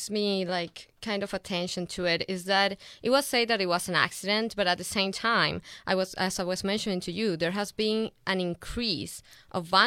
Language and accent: English; Venezuela; moved away; And I'm originally from Venezuela.